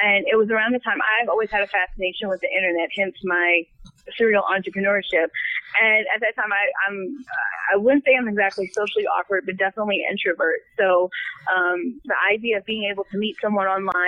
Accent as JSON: {"language": "English", "area": "Long Island", "region": "New York", "country": "United States", "tie": "born or raised there", "moved": "as an adult", "said": "I grew up in Long Island, New York"}